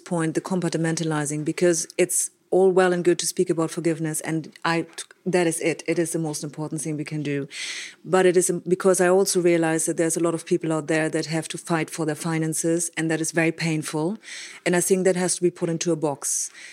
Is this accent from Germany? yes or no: yes; Germany; I grew up in Germany with, um, quite disciplinarian parents